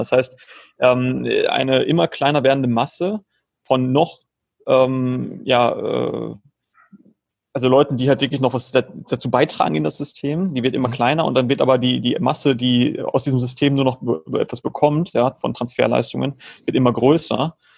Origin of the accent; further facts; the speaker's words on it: Germany; moved away as an adult; also born or lived in Georgia; now in Philippines; Ich lebe schon seit 2016, bin ich aus Deutschland ausgewandert